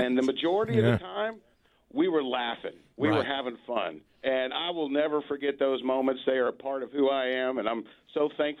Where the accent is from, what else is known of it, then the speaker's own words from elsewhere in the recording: Memphis, Tennessee, United States; I grew up in Memphis listening to FM 100.